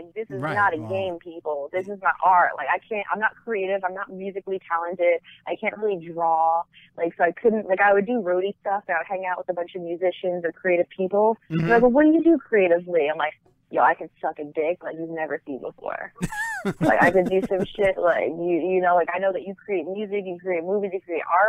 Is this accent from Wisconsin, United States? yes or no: no; New Jersey, United States; I was experimental, but definitely growing up in Jersey, like, I knew, like, we have a lot of creepers.